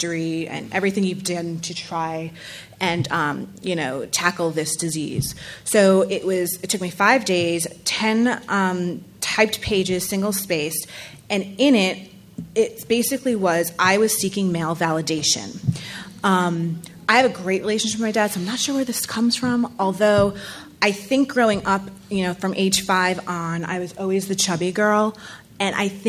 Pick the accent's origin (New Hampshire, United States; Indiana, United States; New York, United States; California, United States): New York, United States; New York City; I am from New York City